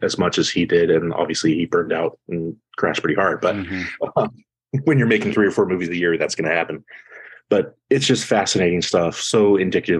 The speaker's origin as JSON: {"language": "English", "town": "Seattle", "region": "Washington", "country": "United States", "tie": "born or raised there", "said": "I grew up in Seattle in like the late 80s, early 90s is when I sort of, you know, came to be who I was."}